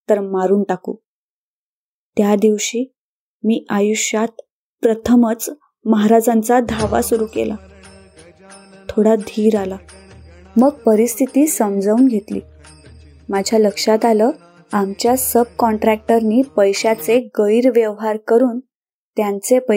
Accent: Narasapuram, Andhra Pradesh, India; first language Telugu; Marathi is a second language; आंध्र प्रदेशातील पश्चिम गोदावरी जिल्ह्यात नरसापुरम या लहान गावात माझा जन्म झाला माझं बालपण आणि शिक्षण आंध्र प्रदेशातच पार पडलं माझी मातृभाषा अर्थातच तेलगू

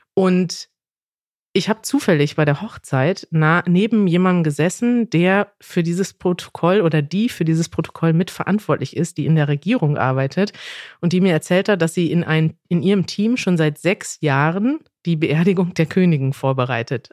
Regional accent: Germany; als Deutsche

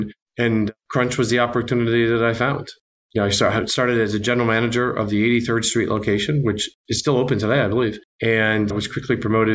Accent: Upper Peninsula of Michigan, United States; moved away as an adult; also born or lived in New York; I was raised in the Midwest, in the Upper Peninsula of Michigan

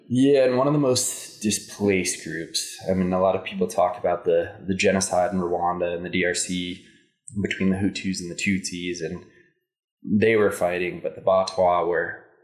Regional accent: Indian Hills, Colorado, United States; I grew up in Indian Hills, Colorado

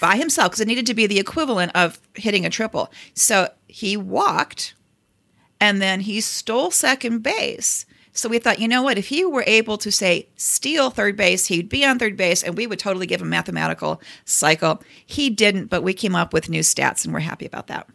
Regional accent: Cleveland, Ohio, United States; I'm from Cleveland

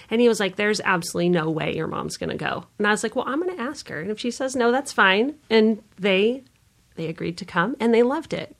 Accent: San Diego, California, United States; now in Omaha, United States; I grew up in San Diego, California, and try to go back there as often as I can

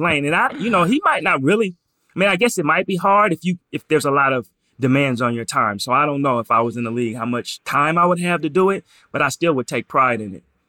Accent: Portland, Oregon, United States; I'm from Portland

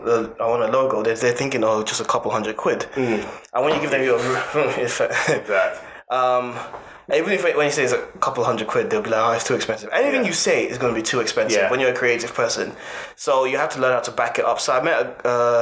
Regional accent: Nigeria; now in United Kingdom; I was born in Nigeria

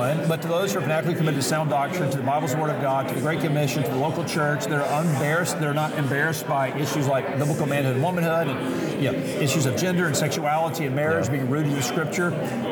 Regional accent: Mobile, Alabama, United States; moved away as an adult; also born or lived in Louisville, Kentucky; now in Kansas City, United States; I'm from Mobile, Alabama. My wife and I both are from the Gulf Coast

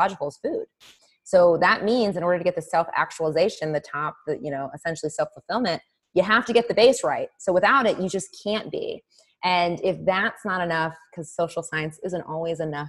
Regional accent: Indianapolis, Indiana, United States; moved away as an adult; also born or lived in East Coast; I moved from the East Coast to Indianapolis, which is where I'm originally from

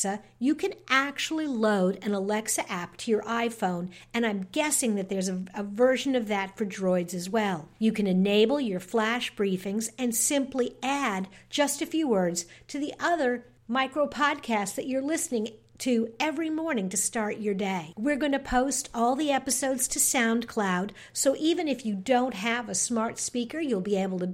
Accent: New York, United States; I'm from New York

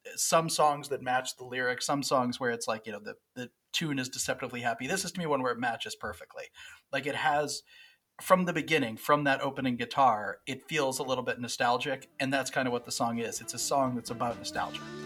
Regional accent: West Virginia, United States; I'm from West Virginia

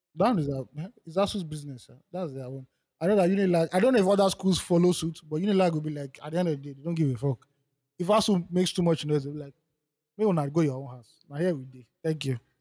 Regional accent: Nigeria; I'm benefiting as a Nigerian

